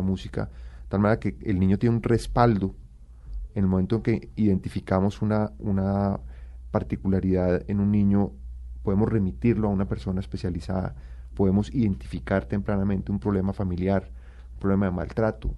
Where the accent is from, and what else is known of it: Colombia